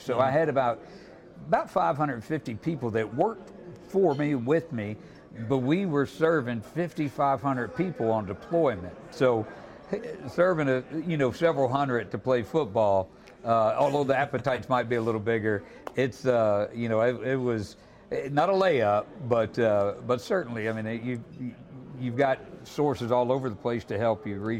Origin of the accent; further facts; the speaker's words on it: Pensacola, Florida, United States; also born or lived in Tampa, Florida; I grew up in Pensacola, just down the road here, okay. And they call it L.A., Lower Alabama. So this was it was easy for me, and I came up from Tampa, so I've been getting acclimated for the last 10 years or so.